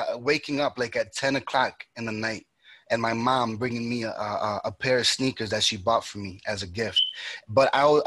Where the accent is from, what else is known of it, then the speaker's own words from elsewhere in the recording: New York, United States; also born or lived in Dominican Republic; I was born and raised in New York